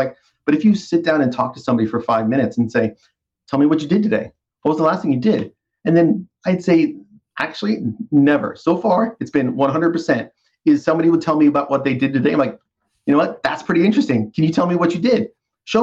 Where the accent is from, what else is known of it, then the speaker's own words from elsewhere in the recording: East Coast, United States; now in North Carolina, United States; I've born and raised on the East Coast my whole life